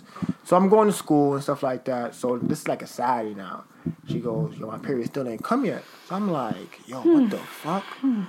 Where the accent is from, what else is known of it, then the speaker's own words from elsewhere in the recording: United States; I'm American.